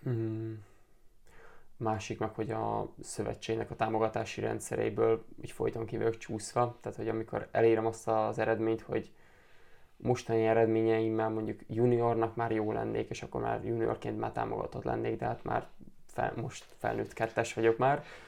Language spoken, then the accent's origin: Hungarian; Kaposvár, Somogy, Hungary; Kaposvári vagyok